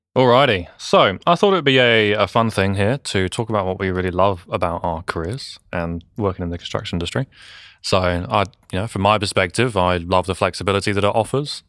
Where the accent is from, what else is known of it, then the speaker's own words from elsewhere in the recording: England, United Kingdom; now in New Zealand; I grew up in England, you know, wandering around construction sites